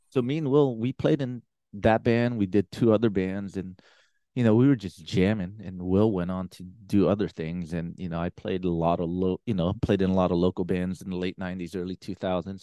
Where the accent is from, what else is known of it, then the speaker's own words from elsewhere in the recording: San Francisco, California, United States; I grew up in San Francisco